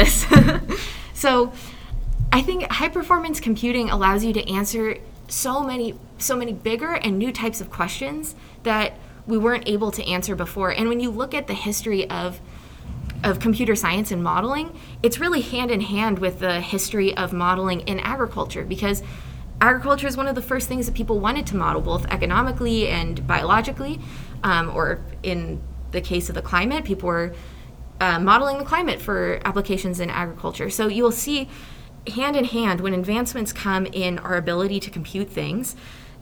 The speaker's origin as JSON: {"language": "English", "region": "Nebraska", "country": "United States", "said": "I'm from Nebraska originally"}